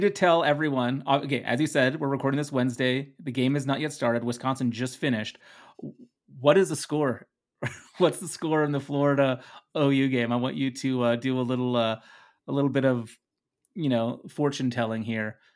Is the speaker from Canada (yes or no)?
no; Netherlands; English is a second language; English is my second language. I am from the Netherlands